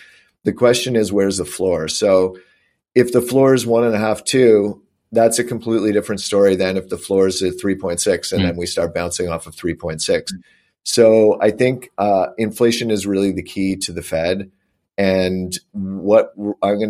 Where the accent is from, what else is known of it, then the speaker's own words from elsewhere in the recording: Canada; I'm Canadian